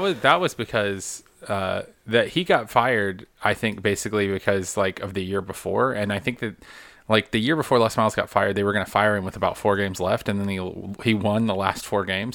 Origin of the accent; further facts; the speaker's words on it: Carrollton, Georgia, United States; I grew up in Carrollton, which is just solidly Auburn country. Carrollton is the last, Carroll County is the last county before you hit to Alabama